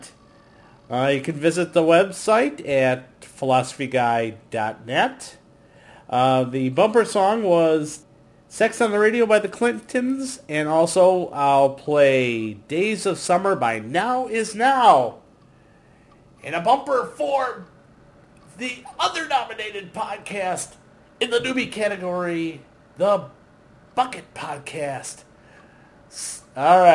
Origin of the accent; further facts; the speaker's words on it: United States; we as Americans